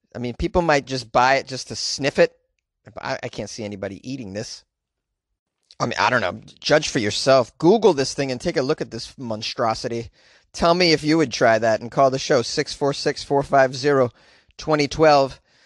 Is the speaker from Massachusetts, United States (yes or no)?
yes; New England, Massachusetts, United States; moved away as an adult; now in Southern California, United States; I'm from New England, and I had to deal with snowfall for the majority of my life